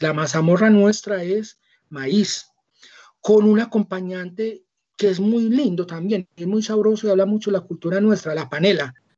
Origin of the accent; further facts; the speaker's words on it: Antioquia, Colombia; los antioqueños somos africanos